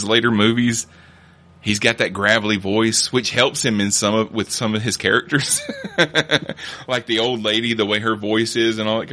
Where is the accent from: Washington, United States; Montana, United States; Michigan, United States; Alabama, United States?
Alabama, United States; rural; I grew up in Alabama, and I grew up in rural Alabama